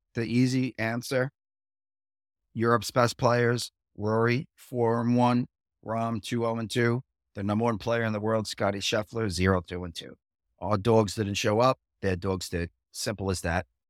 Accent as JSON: {"language": "English", "town": "Bethpage", "region": "New York", "country": "United States", "tie": "born or raised there", "said": "my hometown"}